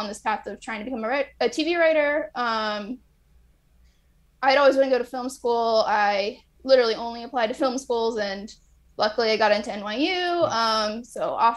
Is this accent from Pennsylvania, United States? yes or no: no; Los Angeles, California, United States; also born or lived in New York; I'm from Los Angeles